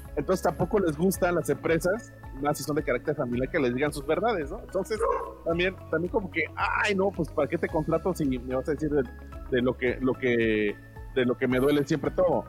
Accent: Mexico; yo como mexicano.

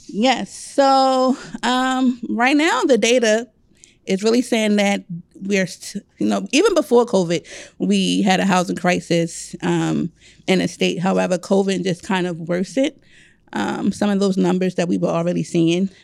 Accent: Baltimore, Maryland, United States; moved away as an adult; now in Howard County, Maryland, United States; growing up in Baltimore City

